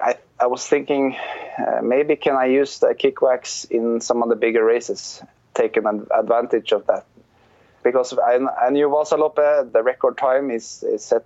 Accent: Trondheim, Trøndelag, Norway; moved away as an adult; I was born there and lived there till I was 28.

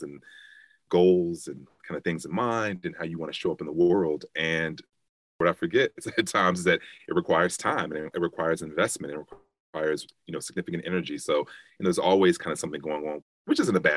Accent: Chicago, Illinois, United States; I am from Chicago, South Side, born and raised. So growing up in Chicago

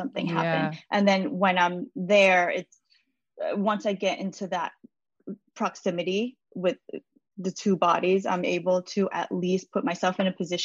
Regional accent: New York City, New York, United States; I was born and raised in New York City. So I'm very much American

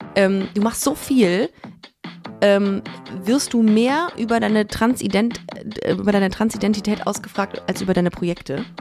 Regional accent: Düsseldorf, North Rhine-Westphalia, Germany; moved away as an adult; now in Cologne, Germany; ich bin in Düsseldorf aufgewachsen

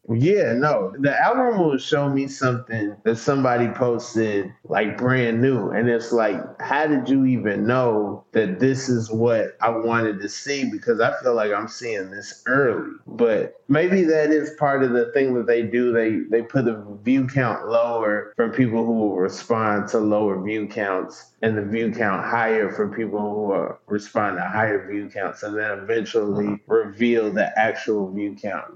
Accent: Atlanta, Georgia, United States; moved away as an adult; now in New York, United States; My address, you know, if I if I show you my ID, it would say Atlanta. That's totally different. I go to Atlanta public schools.

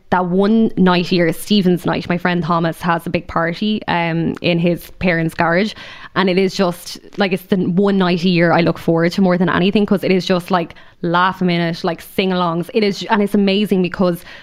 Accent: Waterford, Munster, Ireland; moved away; I grew up in Waterford City.

